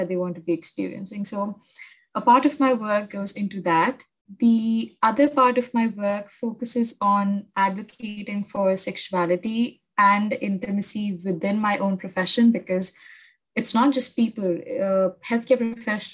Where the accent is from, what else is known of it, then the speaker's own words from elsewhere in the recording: Mumbai, Maharashtra, India; I'm from Mumbai